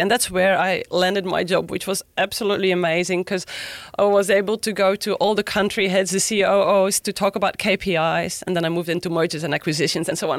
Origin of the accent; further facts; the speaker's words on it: Belgium; English is a second language; moved away as an adult; now in Sunshine Coast, Australia; I grew up in Belgium actually in a family owned hotel